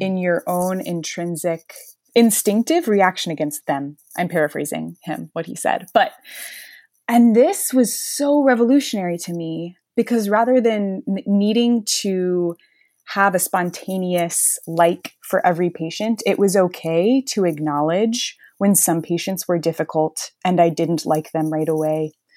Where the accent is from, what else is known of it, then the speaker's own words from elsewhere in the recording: Gulf Breeze, Florida, United States; also born or lived in Notre Dame, Indiana; I am from Gulf Breeze, Florida, which is just outside Pensacola in northwest Florida